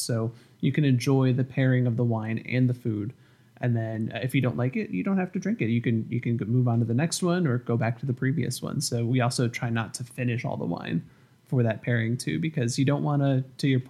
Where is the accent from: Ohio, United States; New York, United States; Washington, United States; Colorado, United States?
New York, United States; Finger Lakes area of upstate; now in North Carolina, United States; I'm from the Finger Lakes area of upstate New York